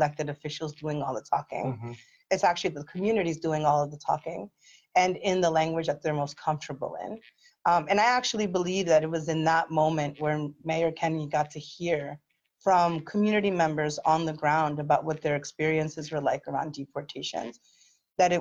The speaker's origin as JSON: {"language": "English", "town": "Philadelphia", "region": "Pennsylvania", "country": "United States", "tie": "born or raised there", "said": "I am the daughter of immigrants. I was born in South Philly. I have a lived experience of growing up working class"}